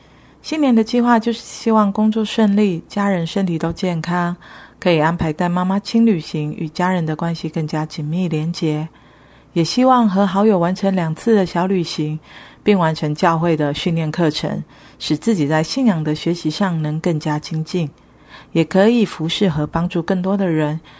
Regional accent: Taiwan

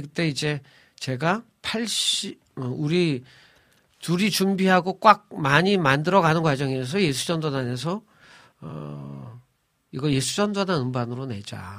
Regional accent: Seoul, South Korea; 저는 서울이 고향이에요

